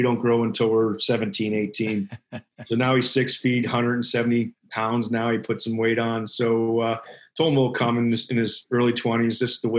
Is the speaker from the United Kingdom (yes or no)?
no; Ireland; We're from Ireland and we were in Disney one day, speaking of the Mad Dog name.